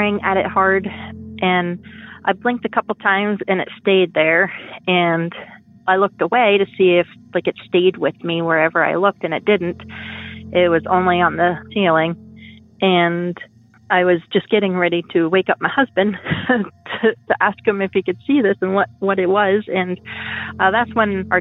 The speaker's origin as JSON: {"language": "English", "region": "Pennsylvania", "country": "United States", "said": "I'm from Pennsylvania"}